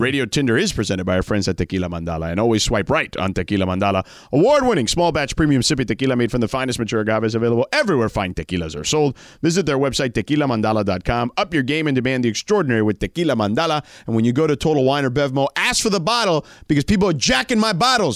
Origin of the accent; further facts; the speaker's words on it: Florida, United States; I grew up in Florida